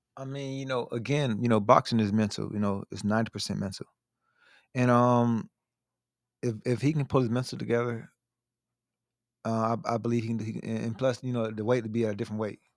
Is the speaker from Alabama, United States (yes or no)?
no; Melbourne, Florida, United States; I'm from Melbourne, Florida